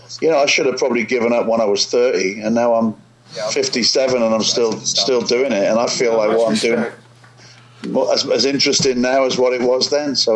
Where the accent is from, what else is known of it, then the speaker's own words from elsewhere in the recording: Newport, Wales, United Kingdom; also born or lived in north of England; now in Chicago, United States; Newport in South Wales. Okay. Little seaport. Well, not a little. I say little seaport town, but I just like saying the word little because it's not. It's massive.